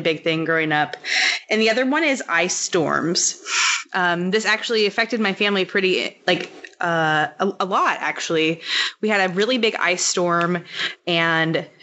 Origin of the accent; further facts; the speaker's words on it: Missouri near Kansas City, United States; I grew up in Missouri near Kansas City